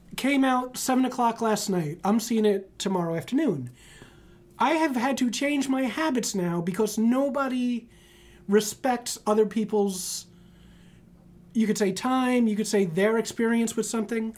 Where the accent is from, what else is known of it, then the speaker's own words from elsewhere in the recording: New York City, New York, United States; I grew up in the Bronx